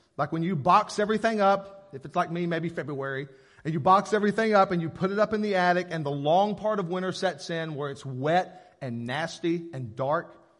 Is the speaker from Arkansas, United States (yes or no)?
yes; Paragould, Arkansas, United States; I grew up in Paragould, and I feel like it was pretty religious around here